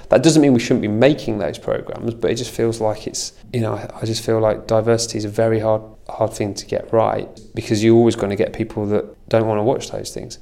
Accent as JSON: {"language": "English", "area": "Lincolnshire", "region": "East Midlands", "country": "United Kingdom", "moved": "yes", "lives_now": "London, United Kingdom", "said": "I'm not from London, I'm from Lincolnshire."}